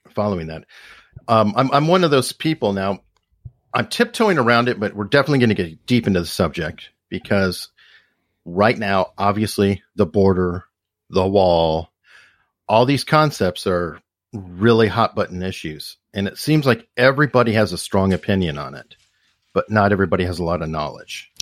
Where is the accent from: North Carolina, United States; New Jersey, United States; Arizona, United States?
Arizona, United States; Tucson; I grew up in Tucson.